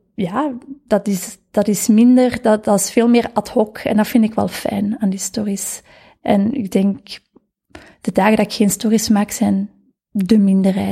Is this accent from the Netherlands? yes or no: no; Vilvoorde, Flanders, Belgium; Ik ben van Vilvoorde. Afkomstig